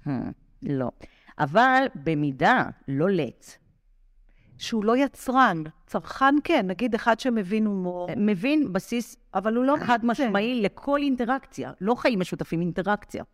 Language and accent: Hebrew; Rehovot, Central District, Israel; אני גדלתי ברחובות